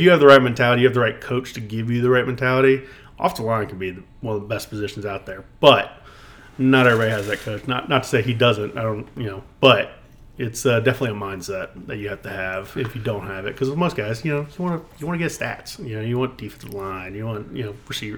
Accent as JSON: {"language": "English", "town": "Mechanicsville", "region": "Virginia", "country": "United States", "tie": "born or raised there", "said": "Mechanicsville, um, born and raised."}